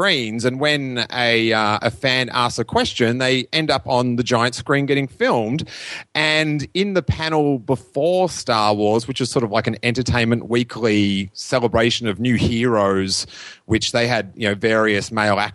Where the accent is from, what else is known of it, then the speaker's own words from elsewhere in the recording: Australia; I'm from Australia, the other side of the world.